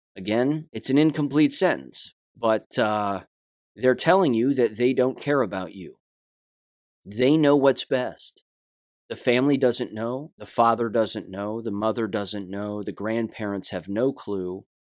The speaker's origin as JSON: {"language": "English", "country": "United States", "said": "I'm an American"}